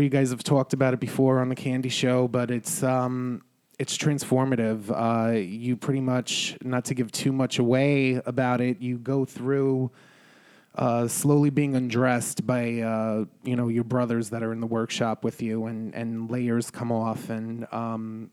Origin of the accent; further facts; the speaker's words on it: New York City, New York, United States; I'm a New Yorker